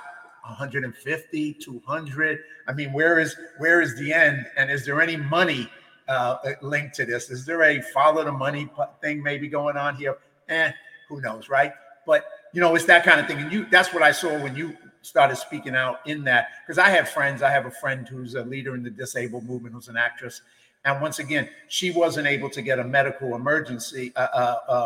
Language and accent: English; New York City, New York, United States; moved away as an adult; now in California, United States; I grew up in the East Coast in the Bronx